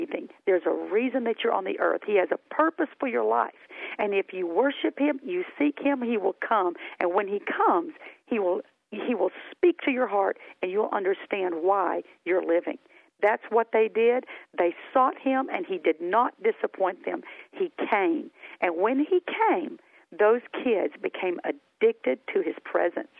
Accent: Hamilton, Alabama, United States; accent: Southern; moved away as an adult; my hometown of Hamilton, Alabama

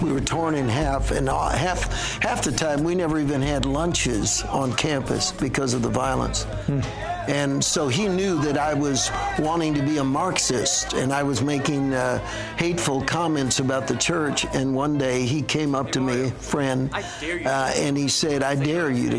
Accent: San Francisco, California, United States; my hometown in San Francisco

